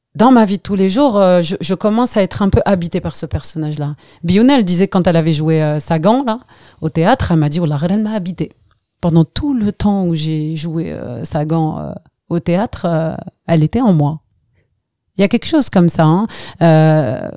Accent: Algeria; also born or lived in Skikda; now in France; quand on est parti d'Algérie

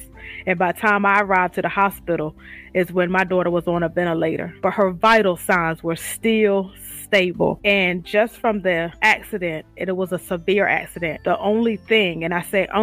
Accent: Eastern Shore, Virginia, United States; now in Portsmouth, United States; I'm from the Eastern Shore, Virginia. I reside in Portsmouth, Virginia

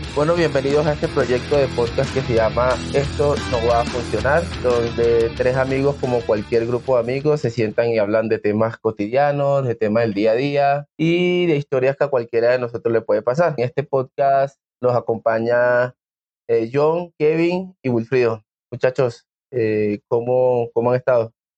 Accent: Venezuela; now in Bogotá, Colombia; mis papás son de allá, yo nací acá, pero me crié en Venezuela

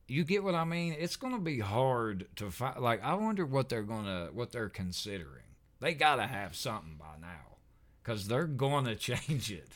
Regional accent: the South, East Tennessee, United States; we're from the South, living here in East Tennessee.

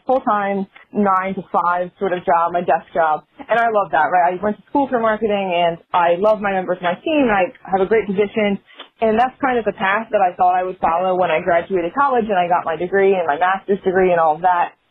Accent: New Jersey, United States; I grew up in South Jersey, New Jersey, which is a huge soccer area

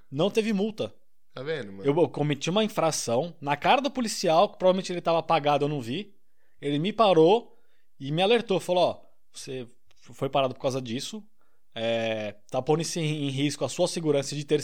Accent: Brazil; Eu, como um bom brasileiro, né?

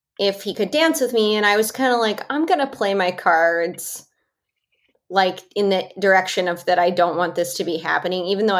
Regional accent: Chicago, Illinois, United States; now in Los Angeles, United States; I'm from Chicago

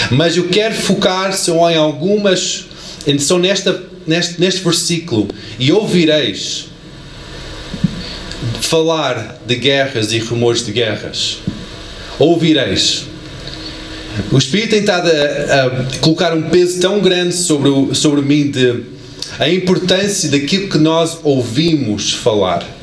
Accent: United States; born there; da terra onde eu cresci, que eu nasci, não, não cresci bem, mas nasci, Estados Unidos

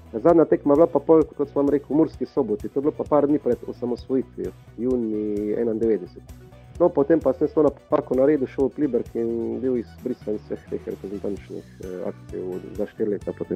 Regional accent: Črna na Koroškem, Carinthia, Slovenia; moved away; also born or lived in Ljubljana; sem odraščal v Črni

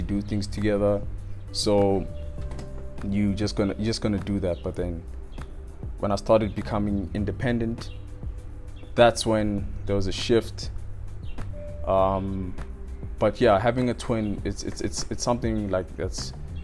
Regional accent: Roodepoort, Gauteng, South Africa; also born or lived in Northcliff, Johannesburg; I was born in Flower Clinic

